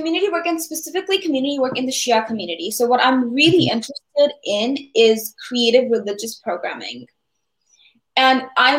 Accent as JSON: {"language": "English", "region": "California", "country": "United States", "moved": "as an adult", "said": "so I am from California. So once I moved mm-hmm. To the East Coast"}